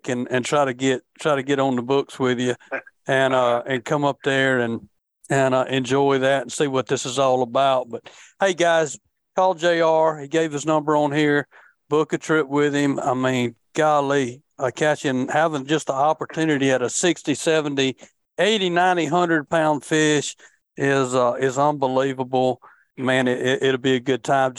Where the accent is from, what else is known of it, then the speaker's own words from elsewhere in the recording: Demopolis, Alabama, United States; Demopolis, Alabama, where I grew up